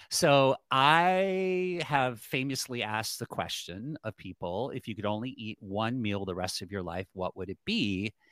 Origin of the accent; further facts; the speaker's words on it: Cleveland, Ohio, United States; also born or lived in North Carolina; now in Los Angeles, United States; Like people say, "Where are you from?" And now I don't say I'm from Cleveland, or even I go home to North Carolina. I say I'm in LA.